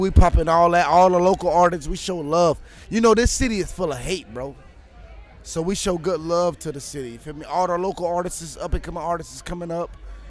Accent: West Palm Beach, Florida, United States; I'm from West Palm Beach.

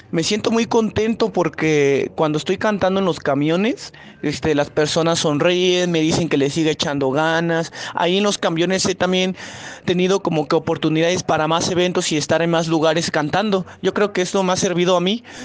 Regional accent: San Felipe Jalapa de Díaz, Oaxaca, Mexico; now in Mexico City, Mexico; yo empecé a componer mi música cuando estaba en mi pueblo, en Jalapa de Díaz

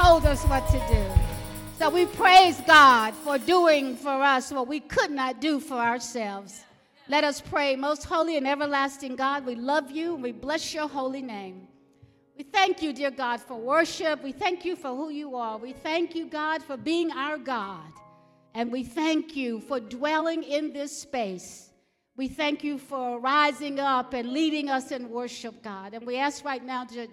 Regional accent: Alabama, United States; I grew up in Alabama, where labels were very common

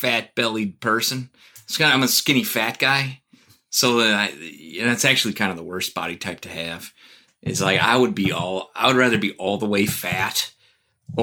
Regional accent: Arlington Heights, Illinois, United States; In Arlington Heights, northwest suburb of Chicago. Spent 27 years there before I got married.

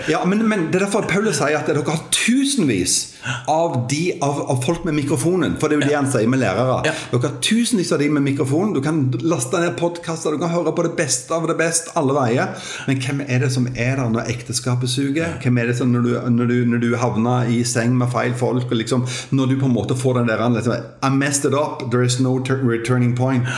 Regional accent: Jæren, Rogaland, Norway; born or raised there

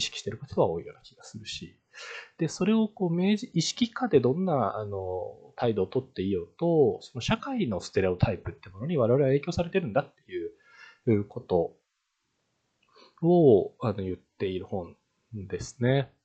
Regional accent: Japan; 私のような、あの、田舎出身の日本人

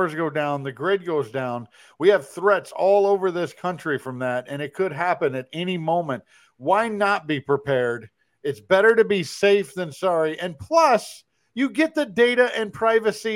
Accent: Kansas City, United States; I'm from Kansas City

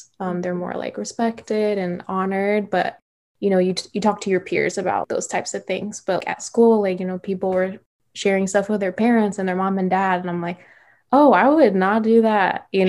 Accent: Midwest, United States; growing up in the Midwest, there weren't many like other international communities.

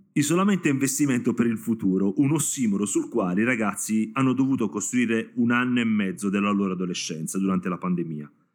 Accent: Apulia, Italy; da pugliese do gli accenti sbagliati e cognomi qua in zona

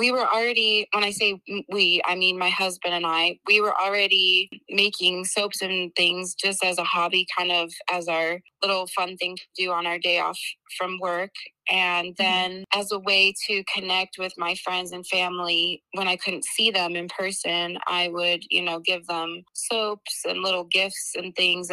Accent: Chicago, Illinois, United States; moved away as an adult; now in Portland, United States; I grew up in Chicago, Illinois, and I moved here about 6 years ago

